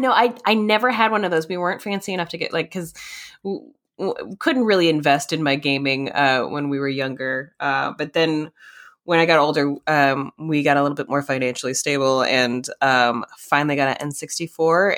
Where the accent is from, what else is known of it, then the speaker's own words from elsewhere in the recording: Minnesota, United States; moved away; also born or lived in North Carolina; in Minnesota. Yeah, I I do slip into that accent sometimes because I also grew up a little bit in uh, North Carolina